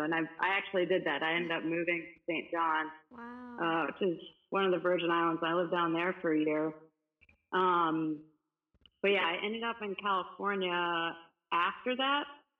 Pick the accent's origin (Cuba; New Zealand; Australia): Cuba; moved away; And I remember like everyone thought I was Spanish because I was so tan and they heard I came from Cuba.